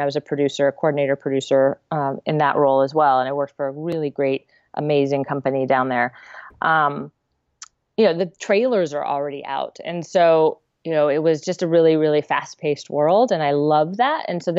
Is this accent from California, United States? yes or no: yes; Santa Cruz, California, United States; also born or lived in Melbourne, Australia; I grew up in Santa Cruz.